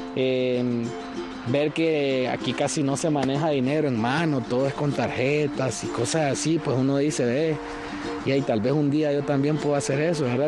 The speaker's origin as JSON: {"language": "Spanish", "country": "Nicaragua", "tie": "born or raised there", "moved": "as an adult", "lives_now": "United States", "said": "nosotros siempre somos nicaragüenses. Nacimos en Nicaragua"}